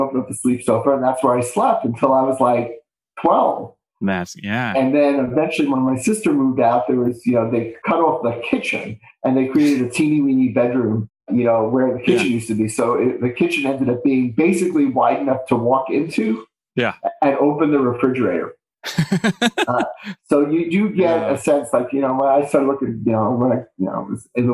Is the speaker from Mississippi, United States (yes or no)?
no; New York City, New York, United States; It was a true city experience growing up in Bay Ridge, Brooklyn